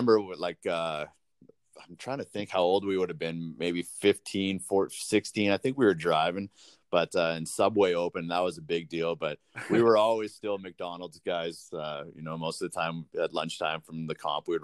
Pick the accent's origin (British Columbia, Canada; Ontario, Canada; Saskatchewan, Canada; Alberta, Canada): Saskatchewan, Canada; Weyburn; I love Weyburn. It's my hometown and always will be.